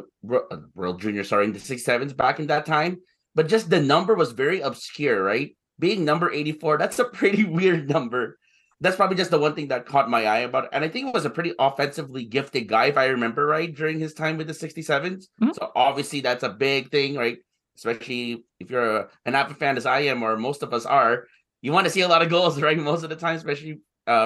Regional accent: Ottawa, Ontario, Canada; I'm from Ottawa. So my parents came from the Philippines

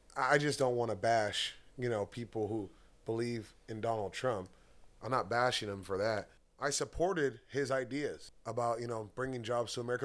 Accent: United States; I'm American as it gets

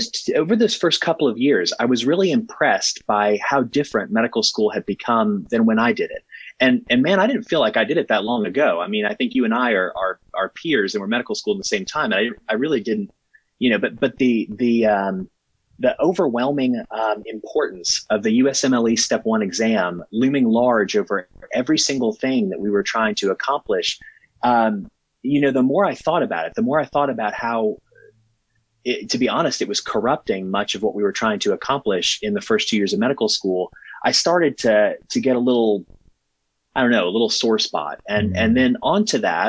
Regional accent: southwestern Virginia, United States; I grew up in southwestern Virginia, out where, you know, Virginia and Kentucky and West Virginia and Tennessee

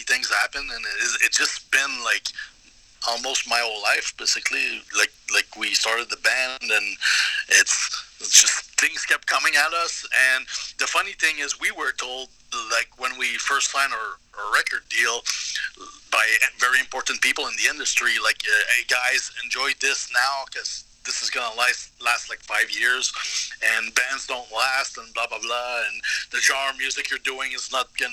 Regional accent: Canada; moved away as an adult; now in Dallas, United States; I'll try to represent my fellow Canucks.

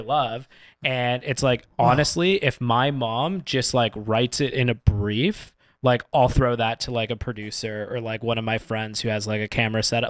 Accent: Canada; as a Canadian

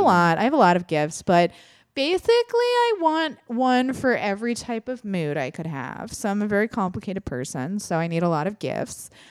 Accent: Midwest, United States; I'm also from the Midwest

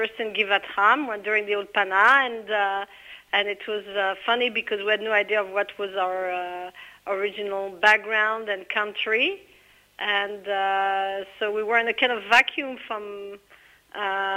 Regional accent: France; now in Israel; I was raised in France

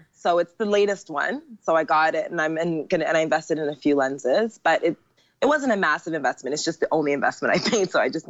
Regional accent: Jamaica; now in Asia; the more business was coming in as a Jamaican girl, like I never turn away money.

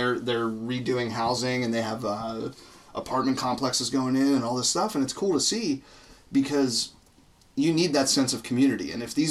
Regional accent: Chicago, Illinois, United States; I'm from Chicago.

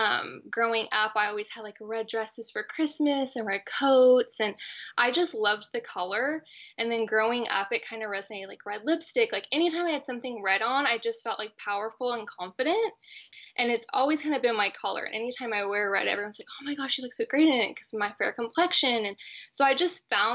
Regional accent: Texas, United States; born or raised there

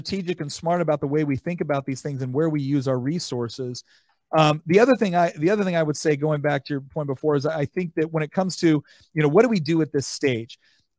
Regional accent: California, United States; I was born and raised in California.

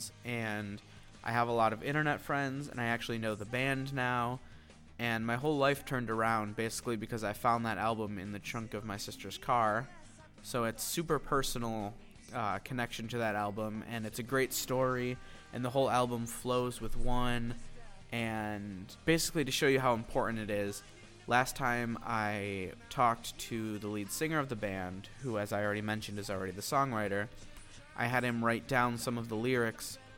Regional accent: Buffalo, New York, United States; Buffalo, which is like my hometown. I live in a suburb of the city of Buffalo

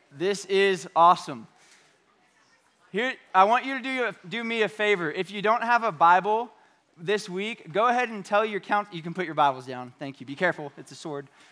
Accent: Bakersfield, California, United States; moved away; I was from Bakersfield when I was in junior high and high school

